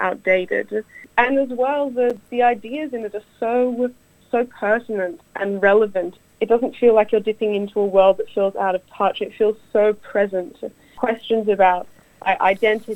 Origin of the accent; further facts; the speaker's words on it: Australia; I'm Jewish, I'm Australian-Russian